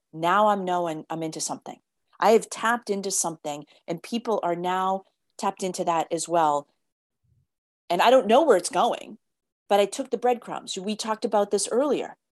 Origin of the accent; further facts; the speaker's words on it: United States; I grew up in the States where it's like you had to fit this norm.